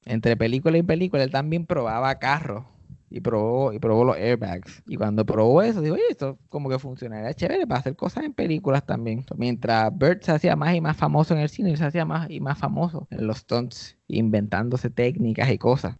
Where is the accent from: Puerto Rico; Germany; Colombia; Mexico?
Puerto Rico